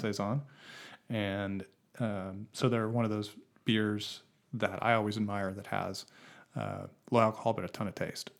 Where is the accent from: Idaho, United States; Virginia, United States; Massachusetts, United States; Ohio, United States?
Idaho, United States; Boise; now in Portland, United States; I grew up in Boise, Idaho